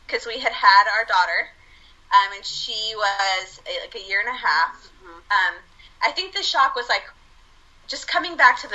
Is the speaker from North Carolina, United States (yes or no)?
yes; Winston-Salem, North Carolina, United States; also born or lived in Argentina; I grew up actually in Winston-Salem, North Carolina